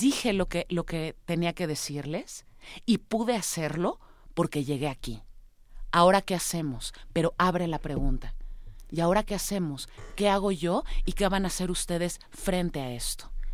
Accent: Mexico; soy mexicana, vivo, vivo en México

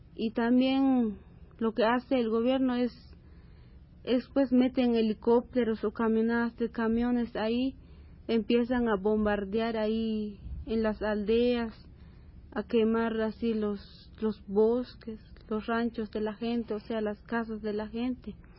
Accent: Nebaj, Quiché, Guatemala; moved away; en mi pueblo, donde nací

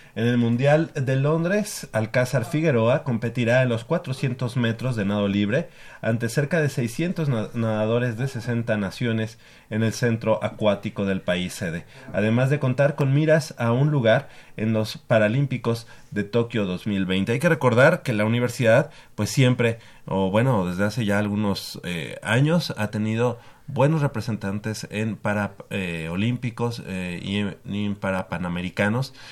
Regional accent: Mexico City, Mexico; tanto Manolo como yo, que somos del norte

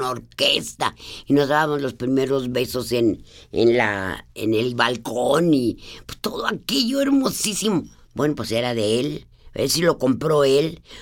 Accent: Guanajuato, Mexico; antes la, casa de Guanajuato, antes donde yo nací

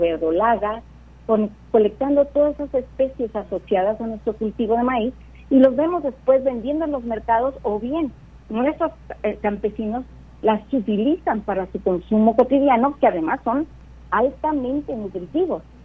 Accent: Michoacán, Mexico; Yo soy originaria de Michoacán

